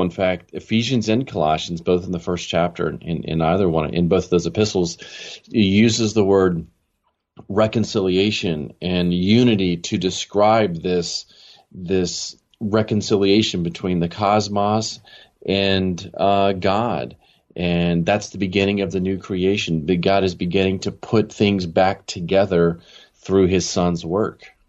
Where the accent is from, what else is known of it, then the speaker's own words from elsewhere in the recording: Maryland, United States; moved away as an adult; also born or lived in California / Chicago / Los Angeles; now in Jackson, United States; I grew up in Maryland, and uh, I spent pretty much all the way through high school there